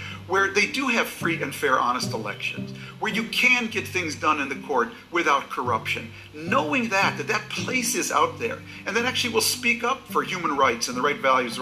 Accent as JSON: {"language": "English", "region": "Minnesota", "country": "United States", "said": "I come from Minnesota"}